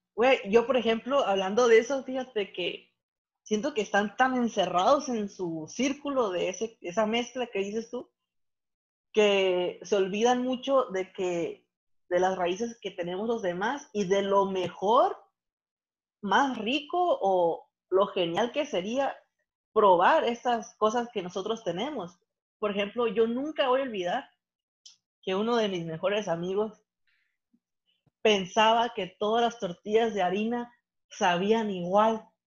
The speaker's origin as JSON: {"language": "Spanish", "town": "Santa Rosalía", "region": "Baja California Sur", "country": "Mexico", "said": "mi Santa Rosalía, que a pesar de que estamos en un estado, yo estoy más al norte que ellos"}